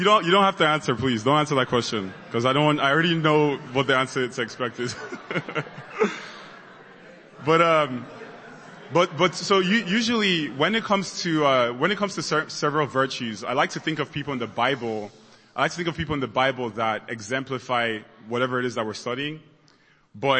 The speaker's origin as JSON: {"language": "English", "country": "Nigeria", "tie": "born or raised there", "moved": "yes", "said": "I grew up in Nigeria and I went to boarding school"}